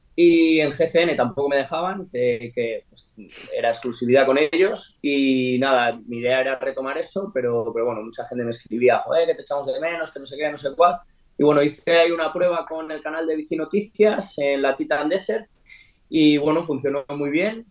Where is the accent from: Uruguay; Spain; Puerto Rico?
Spain; nosotros somos españoles